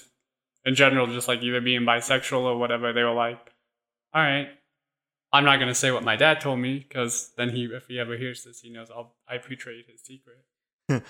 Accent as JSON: {"language": "English", "region": "Wyoming", "country": "United States", "tie": "born or raised there", "said": "I grew up in Wyoming"}